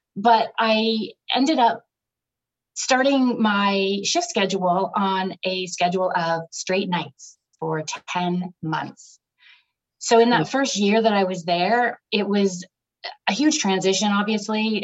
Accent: Ontario, Canada; moved away as an adult; also born or lived in British Columbia; I was from Ontario

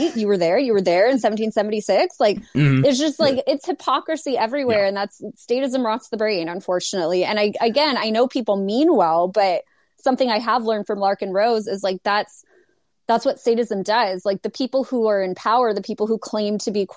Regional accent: Los Angeles, California, United States; I'm from Los Angeles. I'm still here.

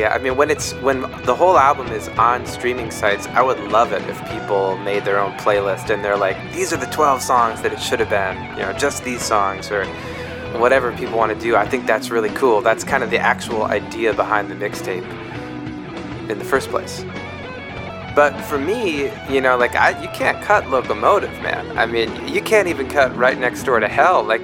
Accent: Minnesota, United States; now in California, United States; I'm from Minnesota.

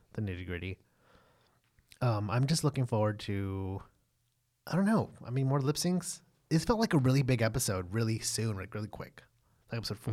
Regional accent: Texas, United States; we're from the South or what can be considered the South, we're from Texas

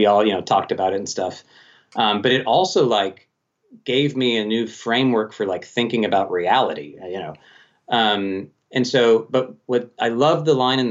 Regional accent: Colorado Springs, Colorado, United States; Colorado Springs, my hometown

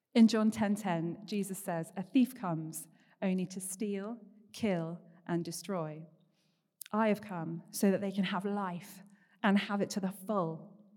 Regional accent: Paignton, South West England, United Kingdom; moved away as an adult; also born or lived in Bath; I grew up down here in Paynton. There's currently four generations of my family, uh, living here in the Bay, so it's always been home

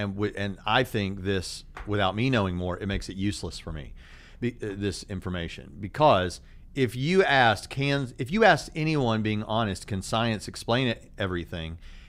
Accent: Southern, United States; accent: Southern; My southern accent is gonna start coming.

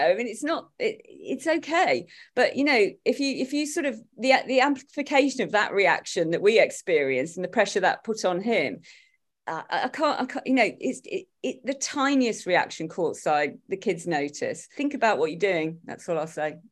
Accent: Derby, East Midlands, United Kingdom; accent: Derby; my Derby accent

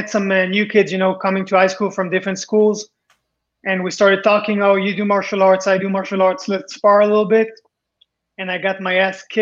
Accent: Israel; also born or lived in Paris, France; I came to Israel from France. I was born in Paris. And some kids, you know, would laugh about my accent

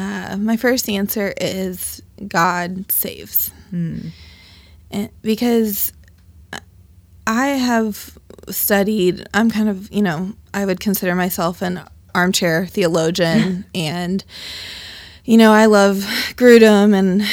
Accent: Dayton, Ohio, United States; I was brought to Dayton through my mother. I've been born and raised in Dayton, and I have not gone far. I went to the University of Dayton and Wright State University, and I currently live on the west side of Dayton in Dayton View Triangle.

